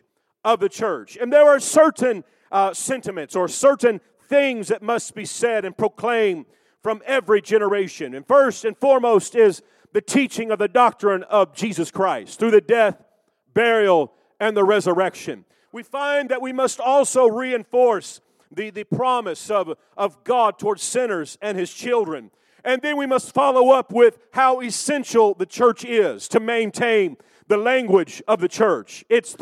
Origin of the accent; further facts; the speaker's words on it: Kansas City, United States; also born or lived in Arkansas; I was born and raised in Kansas City